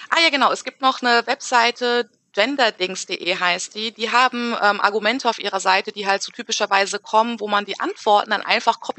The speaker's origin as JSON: {"language": "German", "town": "Frankfurt", "region": "Hesse", "country": "Germany", "also_born_or_lived": "Wiesbaden", "said": "Und dann sage ich halt, ah ja, ich komme aus Frankfurt. Und dann geht's halt los, ne? Wo bist du denn geboren? Dann sage ich, ah ja, in Wiesbaden."}